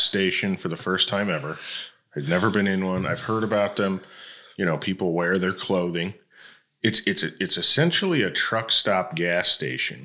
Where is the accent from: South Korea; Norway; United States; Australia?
United States; Detroit, Michigan; moved away as an adult; also born or lived in Toledo, Ohio; now in Tennessee, United States; I grew up in Michigan and Ohio, so I from Detroit and Toledo